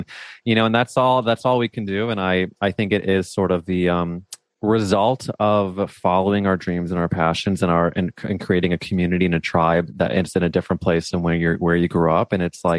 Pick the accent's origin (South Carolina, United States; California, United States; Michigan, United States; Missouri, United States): Missouri, United States; moved away; as a Jew growing up in Missouri